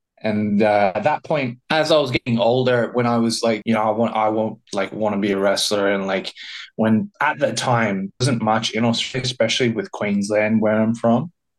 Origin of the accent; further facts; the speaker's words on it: South East England, United Kingdom; born there; So I was originally born in Sussex in a small tow